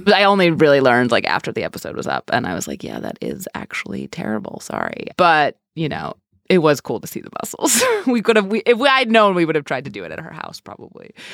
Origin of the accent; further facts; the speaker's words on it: New York City, New York, United States; I'm from New York